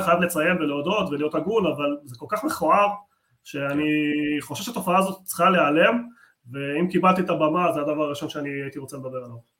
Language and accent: Hebrew; Argentina; moved away; אני נולדתי בארגנטינה